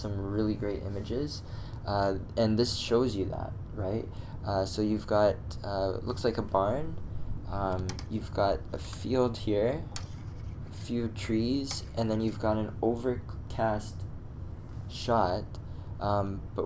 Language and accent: English; Atlanta, Georgia, United States; growing up in Atlanta for a long time.